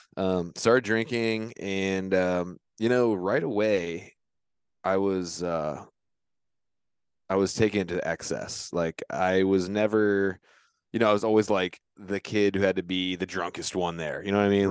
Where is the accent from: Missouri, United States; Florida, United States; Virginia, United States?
Virginia, United States; Virginia Beach; moved away as an adult; now in Centreville, United States; I grew up in Virginia Beach, Virginia. Now I live in Centerville, which is up near Washington, D C.